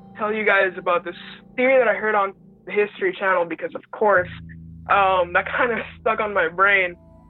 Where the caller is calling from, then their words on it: Puerto Rico; Puerto Rico.